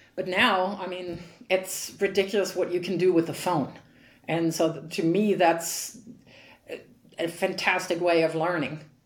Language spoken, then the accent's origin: English; Frankfurt, Hesse, Germany; in my hometown, when when I grew up, there were really really good players. So I was able to train very long in in Frankfurt